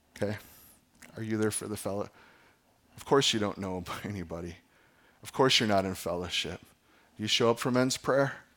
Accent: Fox Valley, Wisconsin, United States; where I grew up in the Fox Valley

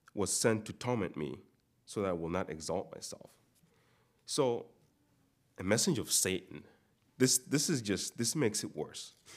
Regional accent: Uganda; moved away; most of you know I'm not from here. I'm, I'm from Uganda.

